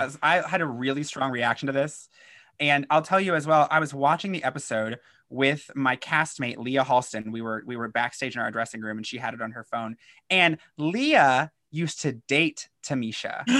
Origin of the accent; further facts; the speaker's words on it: Kentucky, United States; I'm from Kentucky